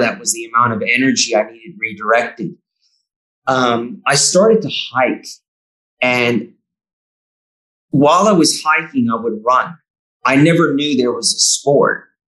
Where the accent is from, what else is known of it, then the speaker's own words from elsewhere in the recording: Bay Area, California, United States; moved away as an adult; also born or lived in New South Wales; now in Victoria, Australia; It's a beautiful place where I grew up in the Bay Area